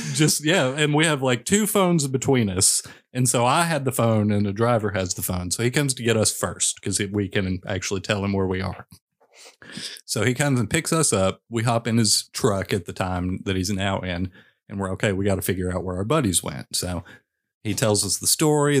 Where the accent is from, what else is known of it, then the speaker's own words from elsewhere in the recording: Western Kentucky, United States; I grew up in Western Kentucky